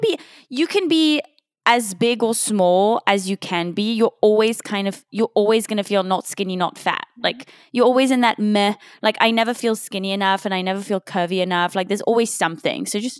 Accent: Switzerland; now in United States; the UK, but the UK. I grew up in Switzerland.

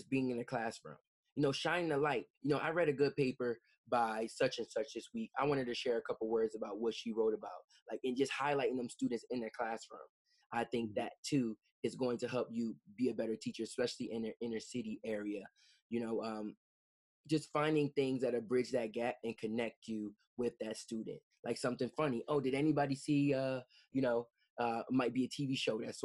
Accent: Camden, New Jersey, United States; born and raised in Camden

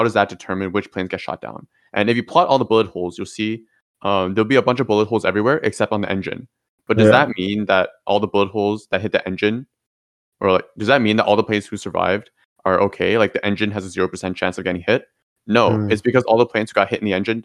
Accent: Ottawa, Ontario, Canada; moved away as an adult; also born or lived in Toronto; who I grew up as in Ottawa.

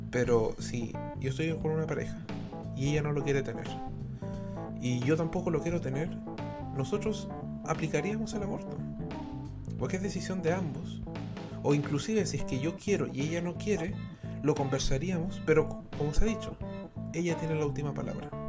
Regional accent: Chile; todos somos chilenos al fin y al cabo cuando nos vamos a dormir.

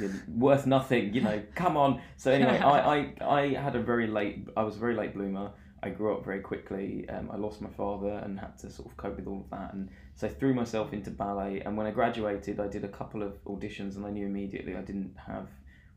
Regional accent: London, United Kingdom; I grew up essentially in the East London Community Centre, which my mother created

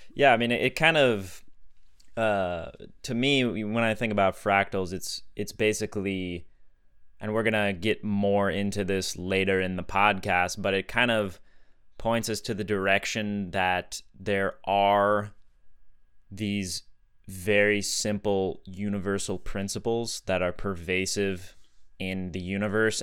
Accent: Sedona, Arizona, United States; Growing up in Sedona

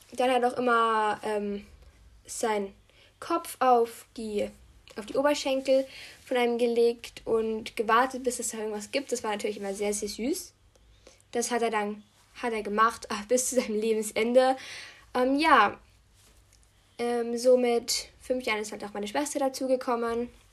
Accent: Austria; Ich bin halt Österreicherin

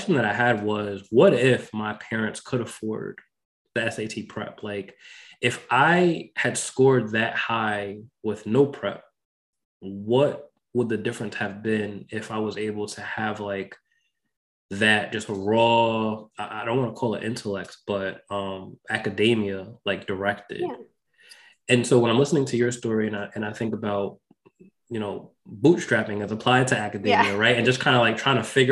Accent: Westchester County, New York, United States; I also grew up in New York, I grew up in Westchester County

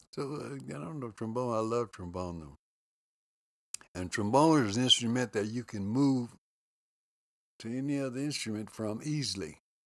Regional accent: Lubbock, Texas, United States; moved away as an adult; also born or lived in Oklahoma City; grew up in Lubbock, Texas

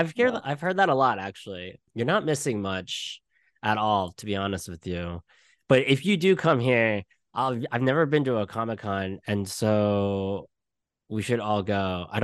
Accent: Malaysia; also born or lived in Brooklyn, New York; now in New York City, United States; I am Malaysian, but right now, currently, I am in New York City, in Brooklyn, New York.

